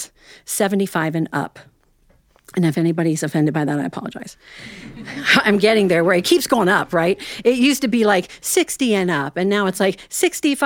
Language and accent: English; Ohio, United States; I'm actually from Ohio, and I have a little yarn shop there